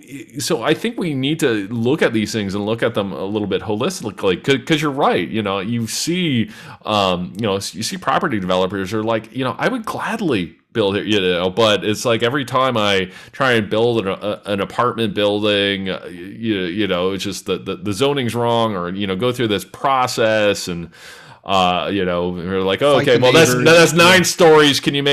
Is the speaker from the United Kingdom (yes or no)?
no; London, Ontario, Canada; looking at London, Ontario. And, you know, what's happening in my hometown